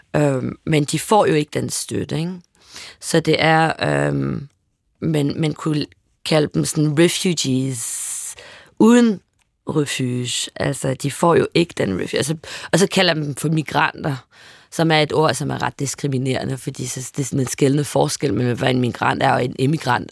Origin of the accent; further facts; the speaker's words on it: Paris, Île-de-France, France; moved away; jeg voksede op i Boheme Teater, et øh, arbejde mangfoldigt kvarter